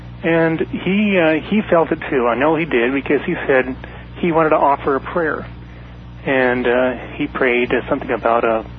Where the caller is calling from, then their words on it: Mesa, Arizona, United States; Hello, I'm calling from Mesa, Arizona.